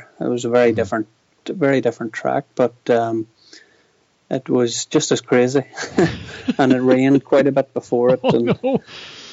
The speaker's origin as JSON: {"language": "English", "town": "Draperstown", "region": "Northern Ireland", "country": "United Kingdom", "said": "I'm originally from Draperstown, so Dava would have been my local trail."}